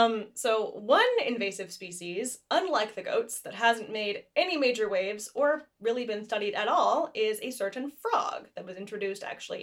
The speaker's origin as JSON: {"language": "English", "country": "United States", "said": "Like, my family's been in the Americas less than 5 generations. And I'm very American."}